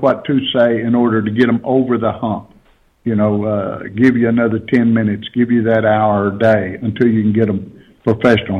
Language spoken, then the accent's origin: English; Texas, United States; I'm from Texas